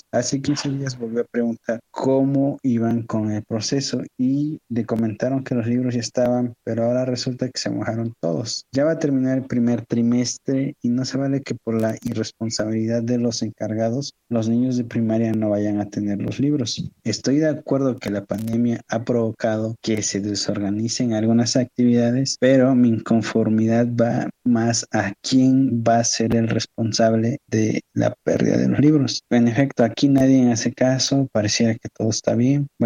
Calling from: Oaxaca, Mexico; de Ucopan de León, Oaxaca.

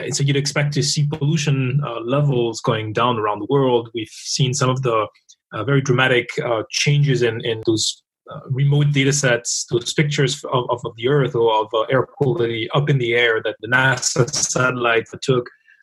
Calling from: Paris, Île-de-France, France; I'm calling in from Paris in France, where we've been in lockdown for about 40 days as well now.

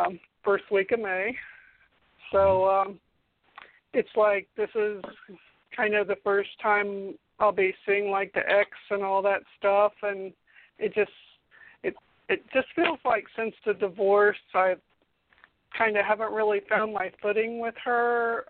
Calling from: Winter Haven, Florida, United States; Hi, it's … from Florida.

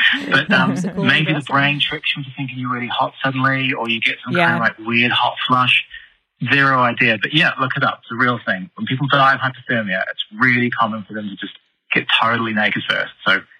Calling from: New Zealand; I'm calling from New Zealand.

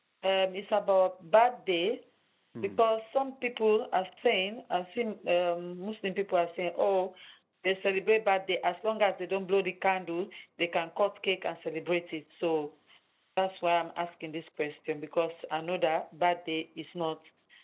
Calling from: London, United Kingdom; calling from London.

